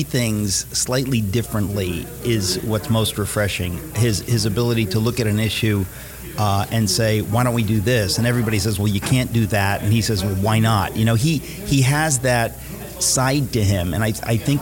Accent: New York City, New York, United States; I grew up in Queens, New York

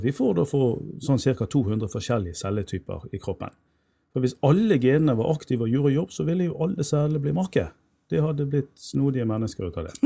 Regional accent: Bergen, Vestland, Norway; jeg er jo født og oppvokst i Bergen

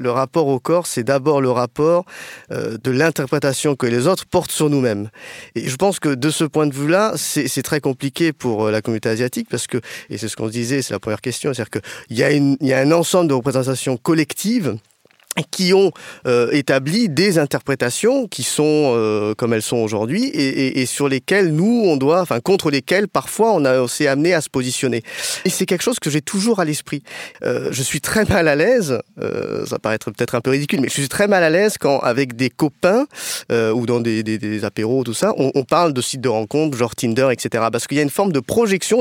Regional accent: France; je suis euh, franco-cambodgien, donc j'ai des origines cambodgiennes

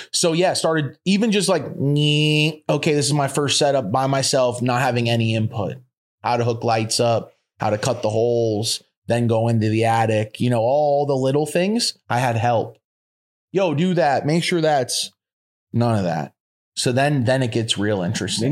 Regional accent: Florida, United States; moved away as an adult; also born or lived in Colorado; I'm from Florida and I'm a Florida boy

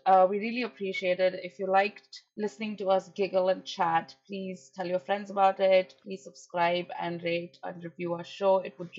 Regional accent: India; moved away; Being Indian, I have to get a visa for going to New York

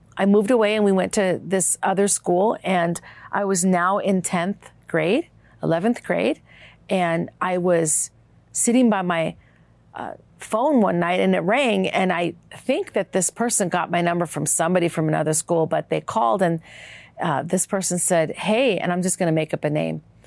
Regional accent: Minnesota, United States; my life growing up in Minnesota

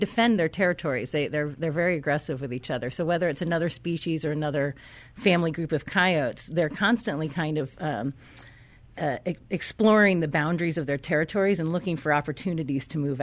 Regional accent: New England, United States; moved away as an adult; also born or lived in California / San Diego; I grew up in the East Coast

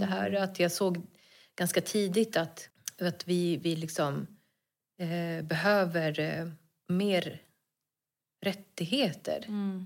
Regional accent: Stockholm, Stockholm County, Sweden; also born or lived in Bredäng; jag är född och uppväxt i Stockholm.

